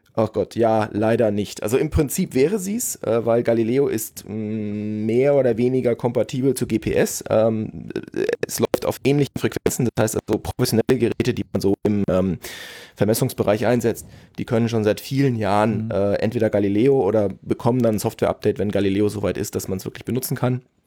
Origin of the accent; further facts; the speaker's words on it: Germany; ich bin Deutscher